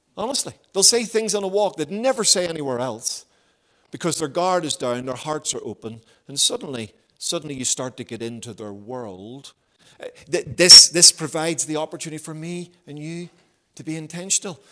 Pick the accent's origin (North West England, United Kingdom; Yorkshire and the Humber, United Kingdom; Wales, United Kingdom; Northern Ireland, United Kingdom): Northern Ireland, United Kingdom; Belfast; moved away as an adult; also born or lived in Havercroft; I grew up in Belfast